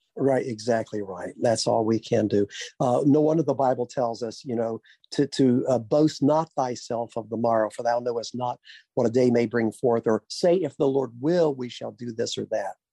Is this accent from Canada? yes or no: no; Little Rock, Arkansas, United States; I was born in the Baptist Hospital in Little Rock, Arkansas.